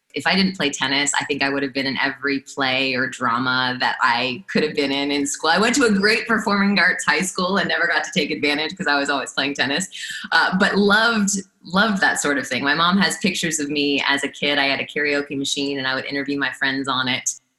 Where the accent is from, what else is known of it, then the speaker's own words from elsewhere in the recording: South Florida, United States; I grew up in South Florida, at least for part of the year.